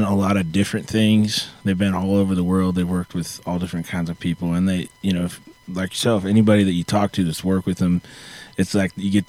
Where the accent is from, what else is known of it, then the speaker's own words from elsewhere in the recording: Pacific Northwest, United States; now in Nashville, United States; I moved to Nashville about 7 years ago. Now I'm from the Northwest originally